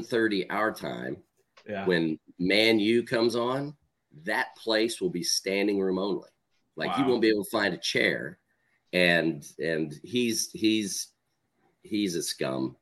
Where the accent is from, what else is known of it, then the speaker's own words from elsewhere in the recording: Oklahoma, United States; I'm from Oklahoma originally